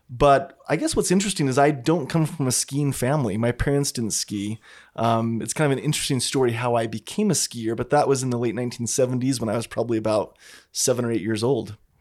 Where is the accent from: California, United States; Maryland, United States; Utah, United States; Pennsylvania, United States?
Utah, United States; Pleasant Grove; I grew up in Pleasant Grove, Utah, which is just, you know, thirty minutes from here at Sundance